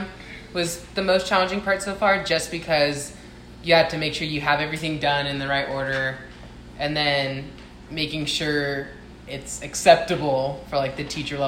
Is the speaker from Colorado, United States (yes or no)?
no; Southern California, United States; moved away; I'm also from Southern California